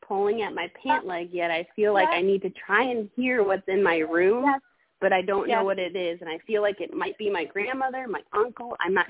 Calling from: Bluffton, South Carolina, United States; I'm calling from Bluffton, South Carolina, by the way. So the Low Country is beautiful if you have not visited or heard.

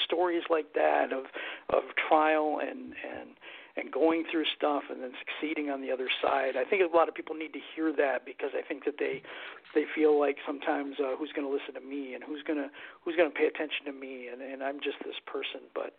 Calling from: Michigan, United States; From Michigan.

